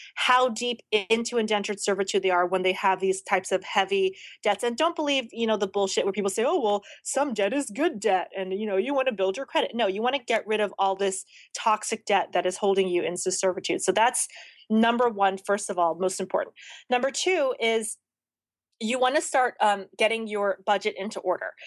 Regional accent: the South, United States; now in Los Angeles, United States; I grew up in the South

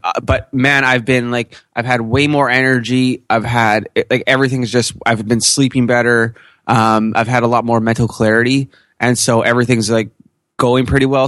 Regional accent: Canada; I'm Canadian

